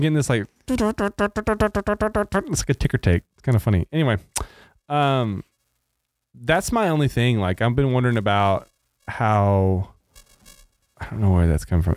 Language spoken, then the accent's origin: English; Arkansas, United States; now in Texas, United States; I grew up in Arkansas